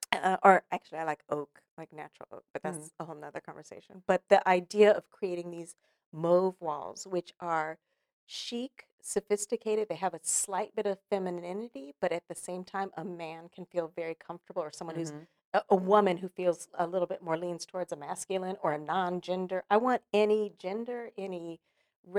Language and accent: English; California, United States; now in Los Angeles, United States; So when I moved here to Los Angeles from Northern California, started my career as a young actress